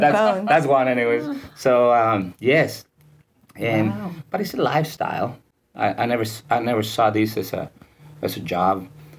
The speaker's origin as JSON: {"language": "English", "town": "Ciudad Juárez", "region": "Chihuahua", "country": "Mexico", "tie": "born or raised there", "moved": "as an adult", "lives_now": "Palm Beach, United States", "said": "Well, I was born in Juarez, Mexico, which is a border town."}